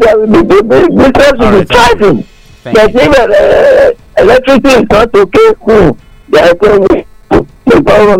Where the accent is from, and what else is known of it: Nigeria; now in United States